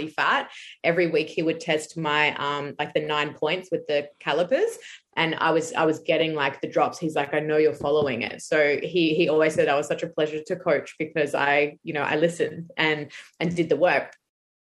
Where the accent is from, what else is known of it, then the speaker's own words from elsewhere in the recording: Brisbane, Queensland, Australia; I'm from Brisbane in Australia